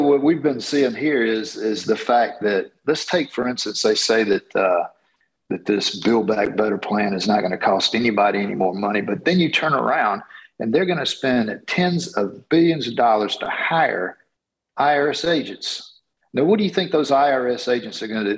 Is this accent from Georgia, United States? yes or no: yes; Georgia, United States; I am from Georgia, uh, running here in Georgia's 10th district